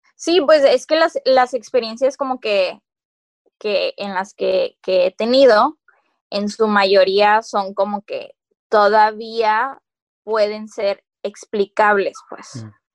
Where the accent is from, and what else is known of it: Mexico